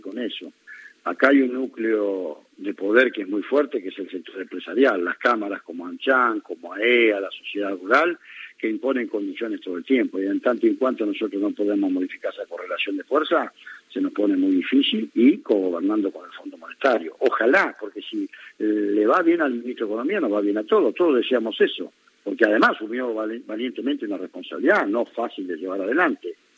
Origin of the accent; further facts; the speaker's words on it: Buenos Aires Province, Argentina; como bonaerense